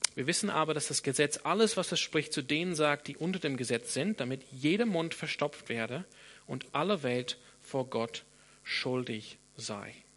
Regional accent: Sydney, New South Wales, Australia; first language English; German is a second language; moved away; ich komme aus Sydney in Australien. Das heißt, meine, meine Muttersprache ist Englisch

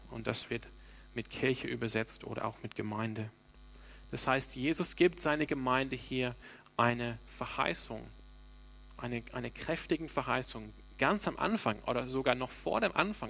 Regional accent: Sydney, New South Wales, Australia; now in Freiburg, Germany; ich bin ursprünglich aus Sydney

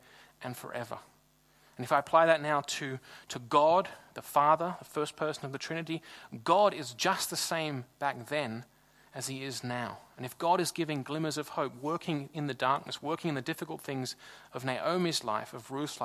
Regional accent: Sydney, New South Wales, Australia; moved away as an adult; now in Freiburg, Germany; I'm from Sydney in Australia, and Sydney's a really big city.

